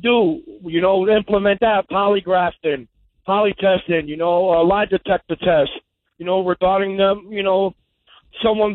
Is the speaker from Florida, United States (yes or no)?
no; New York City, New York, United States; I grew up in Coney Island